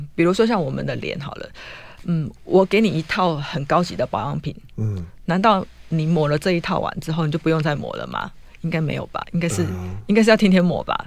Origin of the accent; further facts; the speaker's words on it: Taiwan; 我们台湾人